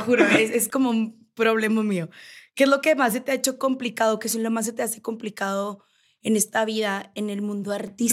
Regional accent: Navojoa, Sonora, Mexico; now in Mexico City, Mexico; yo soy de Sonora, yo soy de Navojoa

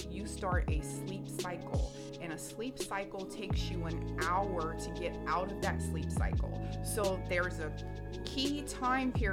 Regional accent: Houma, Louisiana, United States; moved away as an adult; now in Houston, United States; I'm from somewhere called Houma, Louisiana.

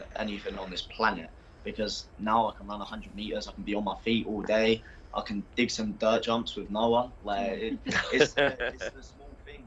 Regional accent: Basildon, East of England, United Kingdom; now in Middlesbrough, United Kingdom; I'm from Essex, so like Basildon, that's where I was born.

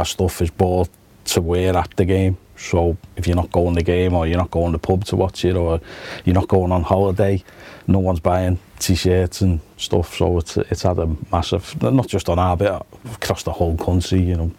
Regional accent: Liverpool, North West England, United Kingdom; I'm born and bred in Anfield

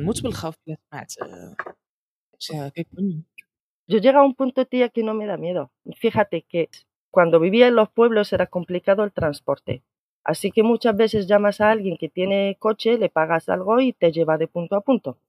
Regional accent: Morocco; now in Spain; te digo marroquí

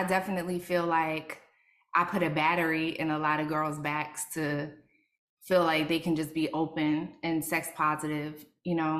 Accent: Philadelphia, Pennsylvania, United States; moved away; I grew up in South Philly.

